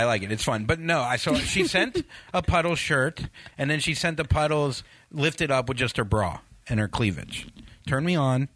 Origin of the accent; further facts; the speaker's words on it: Florida, United States; I'm from Florida.